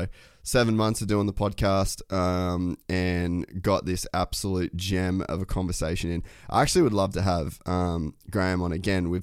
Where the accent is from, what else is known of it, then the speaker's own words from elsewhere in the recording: Cairns, Queensland, Australia; I grew up in Cairns, a world away from all this